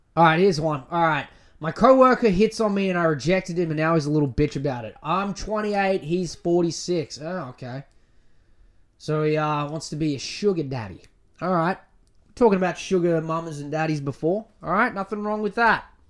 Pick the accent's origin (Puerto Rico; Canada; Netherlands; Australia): Australia